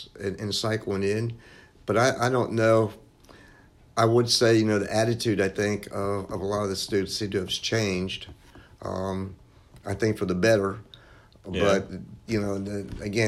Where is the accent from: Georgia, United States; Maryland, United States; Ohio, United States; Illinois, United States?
Ohio, United States; Cincinnati; moved away as an adult; also born or lived in Memphis, Tennessee / Dallas, Texas; now in Jackson, United States; I grew up in Cincinnati, went to Christian Brothers College in Memphis